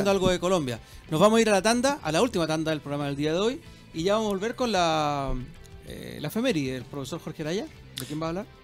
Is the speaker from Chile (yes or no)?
yes; Chile; lo que somos los chilenos